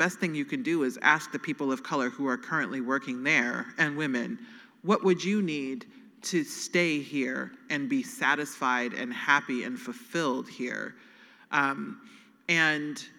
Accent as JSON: {"language": "English", "region": "Nebraska", "country": "United States", "said": "I'm from Nebraska."}